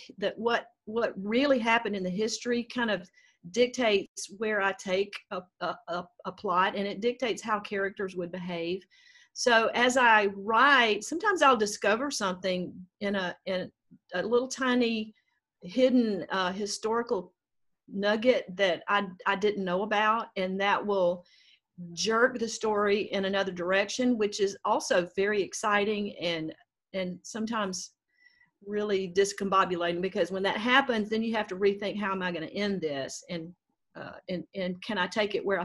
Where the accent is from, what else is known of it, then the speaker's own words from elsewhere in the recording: North Mississippi, United States; moved away as an adult; now in Mobile, United States; I was raised in North Mississippi and went to school at Mississippi State